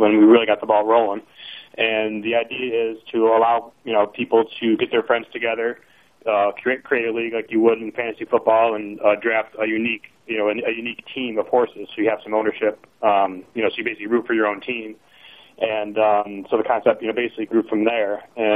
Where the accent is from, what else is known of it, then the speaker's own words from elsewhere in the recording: Binghamton, New York, United States; moved away; also born or lived in Louisville, Kentucky; I grew up in Binghamton, New York